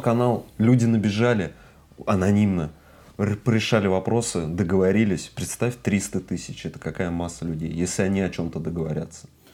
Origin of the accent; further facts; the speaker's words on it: Russia